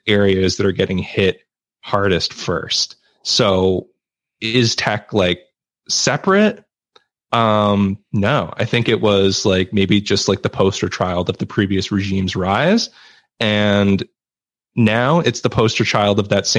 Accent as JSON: {"language": "English", "country": "Canada", "said": "I'm Canadian"}